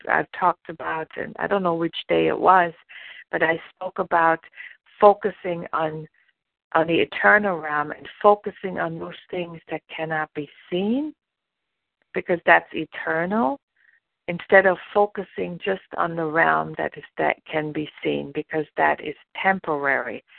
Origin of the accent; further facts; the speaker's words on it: Germany; moved away as an adult; now in United States; I was born and raised in Germany, and I didn't come to the United States until I was almost 30 years old.